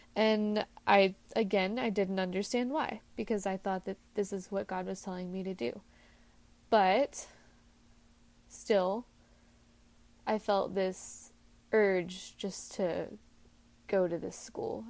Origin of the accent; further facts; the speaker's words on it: Texas, United States; Now, I lived in Texas, and instead of being two hours from home, I wanted to move five hours from home.